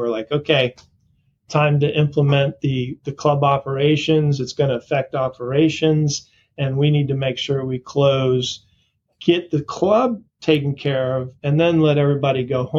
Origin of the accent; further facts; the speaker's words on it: Florida, United States; also born or lived in Portland, Maine; I grew up in Portland, Maine. {S0} Okay. {S1} And then moved down to Florida in the fourth grade. So I grew up most of my life in Florida on the East Coast, down along Palm Beach and in that area.